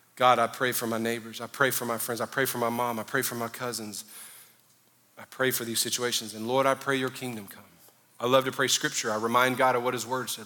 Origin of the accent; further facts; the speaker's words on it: the South, United States; I grew up in the South